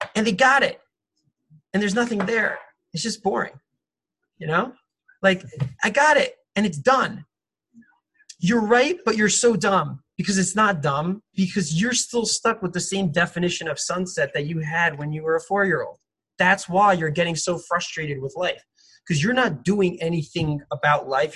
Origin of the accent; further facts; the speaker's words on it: Los Angeles, California, United States; I'm from Los Angeles.